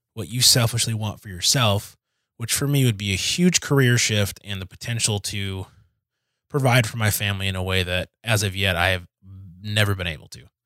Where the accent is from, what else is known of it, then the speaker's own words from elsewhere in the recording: Detroit, Michigan, United States; moved away as an adult; also born or lived in Kansas; I am from Detroit.